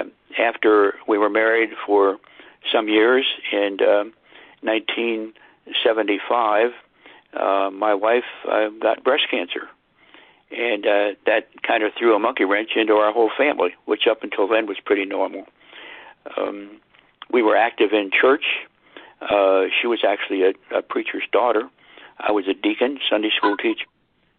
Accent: Cumberland, Maryland, United States; I was raised in Cumberland, Maryland

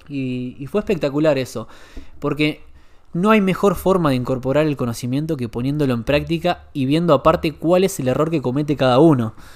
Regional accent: Argentina; vinimos de Argentina con un emprendimiento gastronómico familiar, que es de la familia de Mauro

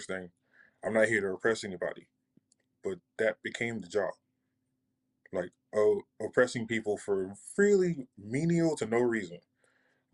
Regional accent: New York, United States; also born or lived in California; I'm originally from California and I grew up in New York

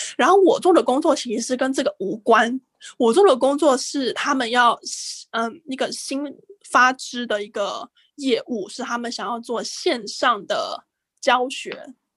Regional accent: Taiwan; moved away as an adult; also born or lived in Singapore; now in Japan; 我们台湾人觉得是个很国际的国家

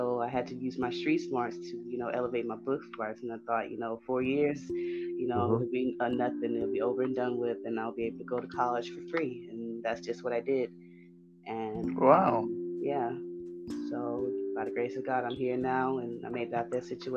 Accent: Houston, Texas, United States; I'm from Houston. I'm 30 years old. I grew up, like I said, in Fifth Ward.

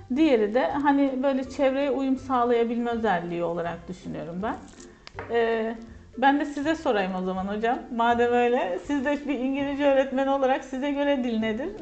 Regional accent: Kahramanmaraş, Turkey; also born or lived in Ankara / Konya; ben hocam Kahramanmaraş doğumluyum

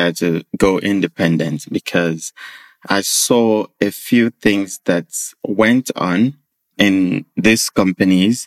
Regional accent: Nigeria; moved away as an adult; I grew up in Nigeria with what I would describe as a fair upbringing

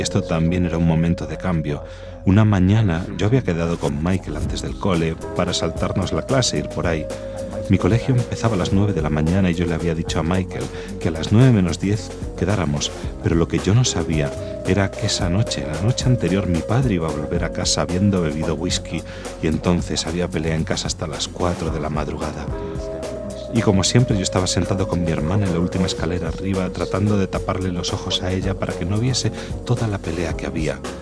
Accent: Dublin, Leinster, Ireland; moved away; Nací y me crié en Dublín

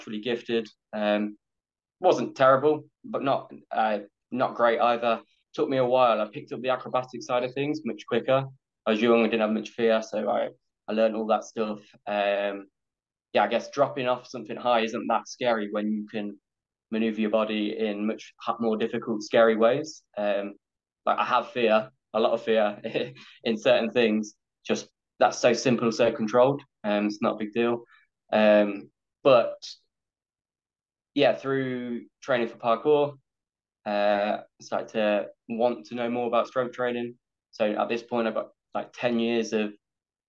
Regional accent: England, United Kingdom; I'm from England

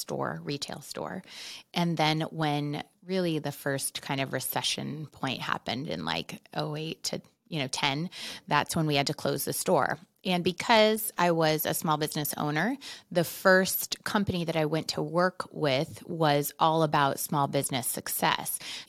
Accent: Arizona, United States; also born or lived in Philadelphia; Been here since like junior high. So I feel like native.

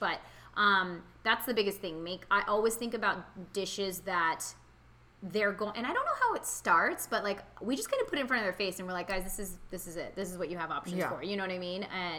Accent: India; with us being Indian especially, we really love spicy food

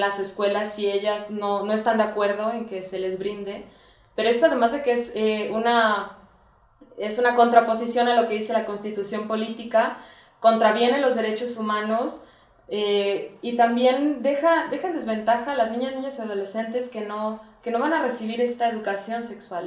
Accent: Guadalajara, Jalisco, Mexico; yo soy de Guadalajara

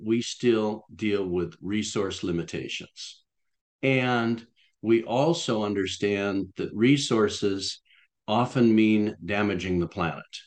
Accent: Florida, United States; when I was growing up in Florida, uh, in elementary school

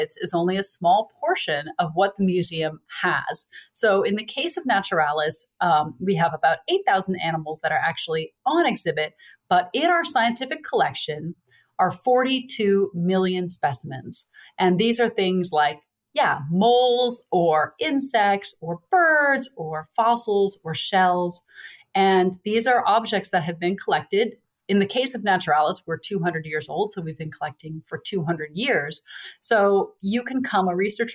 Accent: Boston, Massachusetts, United States; moved away as an adult; also born or lived in North Carolina; I grew up in Boston, moved to North Carolina for school

